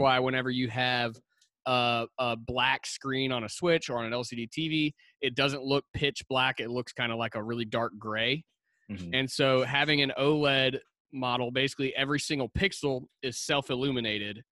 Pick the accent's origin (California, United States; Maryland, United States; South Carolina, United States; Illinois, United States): South Carolina, United States; Lugoff; I grew up here in Lugoff, South Carolina